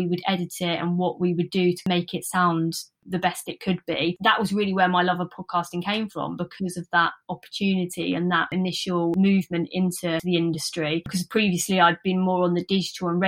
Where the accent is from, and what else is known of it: Luton, East of England, United Kingdom; born or raised there